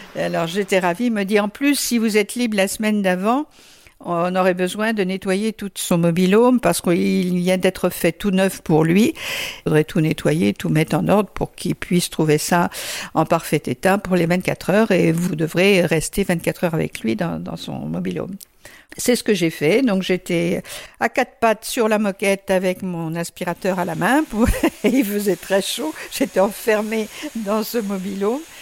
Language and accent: French; Le Mans, Pays de la Loire, France; nous on est du Mans